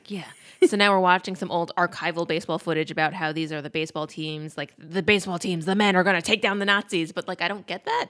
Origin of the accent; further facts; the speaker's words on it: Peekskill, New York, United States; We grew up in Peekskill.